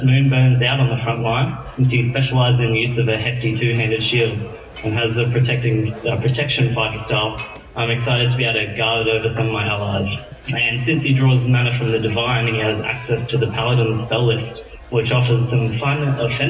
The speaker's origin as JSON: {"language": "English", "country": "Australia", "said": "I am Australian"}